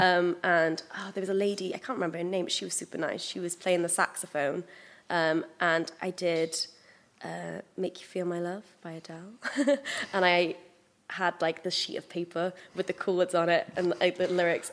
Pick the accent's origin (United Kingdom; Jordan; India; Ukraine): United Kingdom; Pembrokeshire, Wales; I was growing up in Pembrokeshire